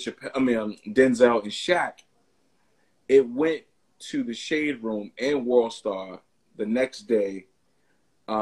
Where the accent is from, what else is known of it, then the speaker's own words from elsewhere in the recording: New York, United States; I'm from New York